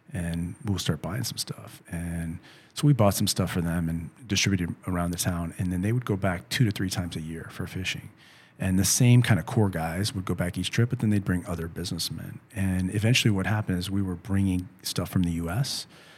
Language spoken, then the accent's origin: English; San Luis Potosí, Mexico; So I learned the song because I'm from San Luis.